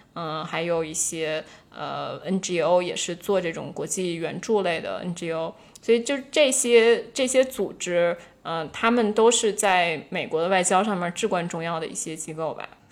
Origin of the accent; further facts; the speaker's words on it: Beijing, China; moved away; also born or lived in Washington, D.C., United States; 虽然我是北京人